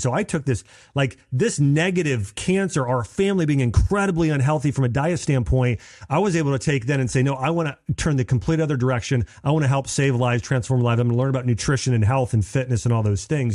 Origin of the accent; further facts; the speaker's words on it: Dayton, Ohio, United States; I grew up in Dayton, Ohio.